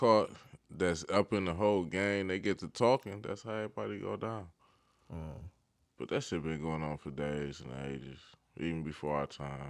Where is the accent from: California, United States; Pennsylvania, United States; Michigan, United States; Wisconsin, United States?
Michigan, United States; Detroit; and I'm from Detroit